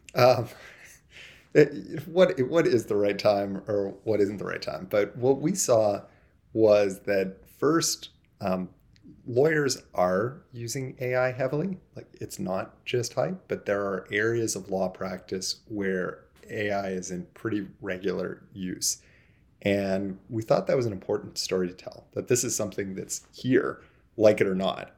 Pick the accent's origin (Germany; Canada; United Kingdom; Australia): Canada; Toronto, Ontario; I'm from Toronto, and the vast bulk of our people are here